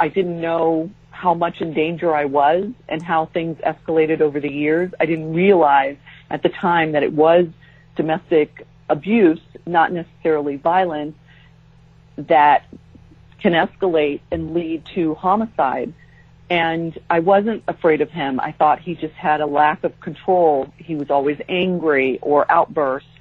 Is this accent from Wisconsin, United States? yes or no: no; San Diego, California, United States; moved away as an adult; also born or lived in Japan / Jacksonville, Florida; we moved from San Diego, where we had both grown up, to Japan